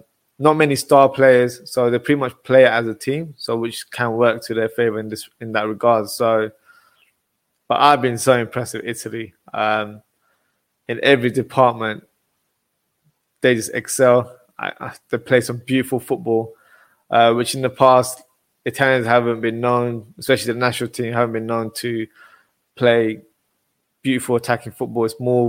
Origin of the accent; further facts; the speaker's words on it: England, United Kingdom; Obviously, I'm from England